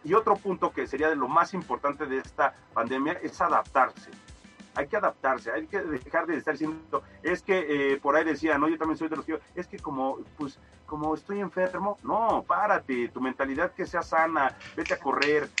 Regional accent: Mexico; como somos los mexicanos

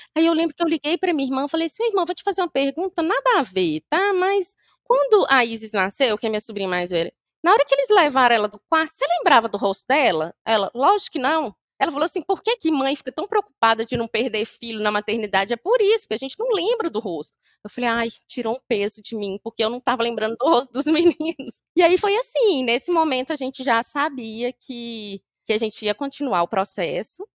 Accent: Governador Valadares, Minas Gerais, Brazil; moved away; nós somos de Valadares

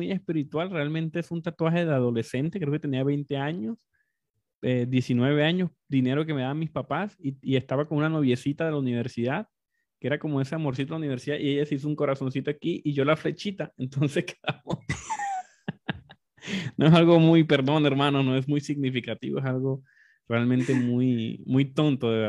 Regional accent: Colombia; yo nací en la parte occidental de Colombia, pero me crié en diferentes contextos, costa, en Colombia somos muy multi, multiregionales, como muy diversos

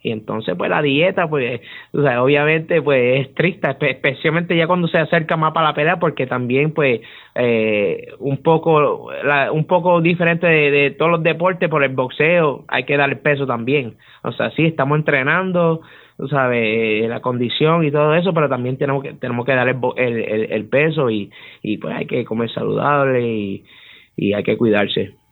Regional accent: Utuado, Puerto Rico; te estoy representando a Utuado, que soy de Utuado

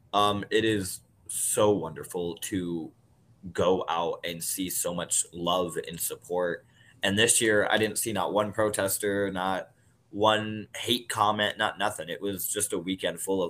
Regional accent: Southern Iowa, United States; moved away; I come from Southern Iowa, real small town

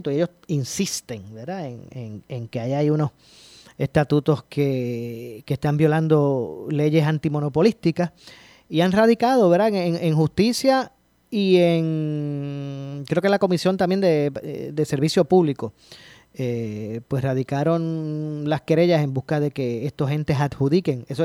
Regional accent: Puerto Rico; soy, soy de Puerto Rico, vivo en Puerto Rico, pero me gustaría eh, hacer un negocio en Islas Vírgenes

